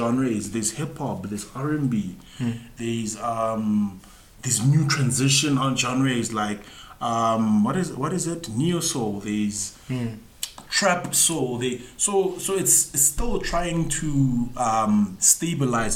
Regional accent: South Africa; us as South African

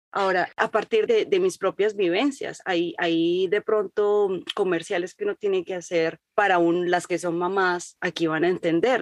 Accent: Colombia; moved away as an adult; now in United States; yo nací en Colombia y me crié como colombiana y a los 25 años me vine a vivir a Estados Unidos

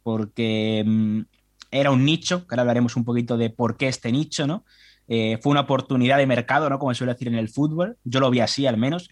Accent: Spain; como español y consumidor habitual de prensa

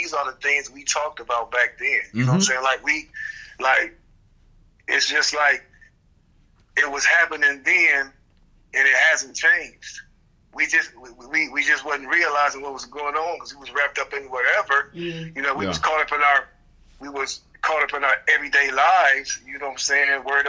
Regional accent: Cleveland, Ohio, United States; moved away; a project that I'm doing in Cleveland for my hometown. I'm basically in the process of purchasing my old elementary school.

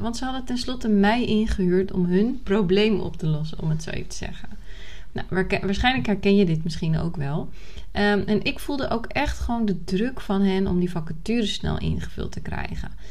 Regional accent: Nieuw-Vennep, North Holland, Netherlands; moved away as an adult; also born or lived in Córdoba, Spain; now in Málaga, Spain; ik ben opgegroeid in Nieuw-Vennep. Dat is in de buurt van Amsterdam, hè, de Haarlemmermeer

